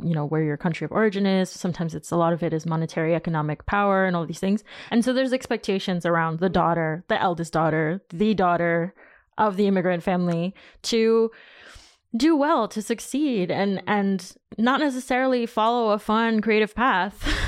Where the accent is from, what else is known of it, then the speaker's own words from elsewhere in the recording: United States; moved away as an adult; now in France; being Latina and being from the States